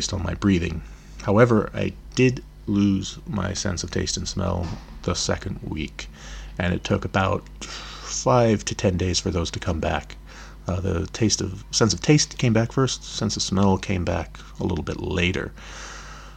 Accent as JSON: {"language": "English", "area": "Olympic Peninsula", "region": "Washington", "country": "United States", "moved": "yes", "lives_now": "Berlin, Germany", "said": "I'm originally from the Olympic Peninsula"}